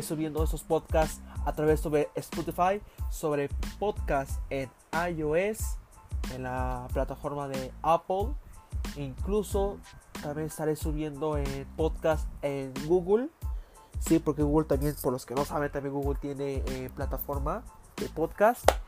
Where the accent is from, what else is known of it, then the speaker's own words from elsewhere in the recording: Mexico; Yo soy mexicano